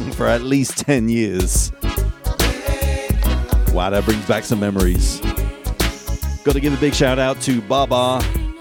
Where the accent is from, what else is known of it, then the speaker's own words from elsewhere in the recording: England, United Kingdom; now in United States; I'm from England